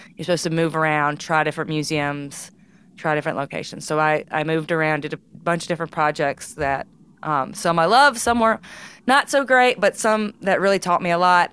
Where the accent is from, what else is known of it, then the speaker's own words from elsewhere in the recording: Charleston, Mississippi, United States; I grew up, yeah, in Tallahatchie County, Mississippi